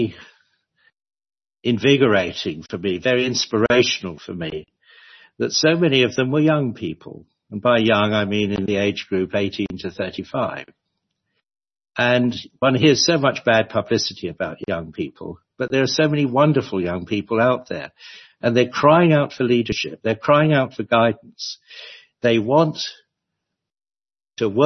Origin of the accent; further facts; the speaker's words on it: London, United Kingdom; moved away as an adult; I was born and bred in London